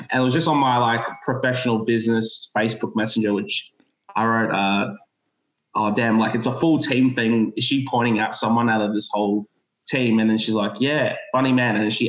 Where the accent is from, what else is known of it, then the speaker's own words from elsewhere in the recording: Adelaide, South Australia, Australia; I'm from Adelaide.